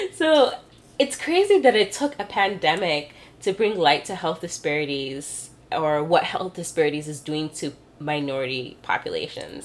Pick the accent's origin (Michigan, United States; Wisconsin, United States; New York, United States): Michigan, United States; Michigan's my home state.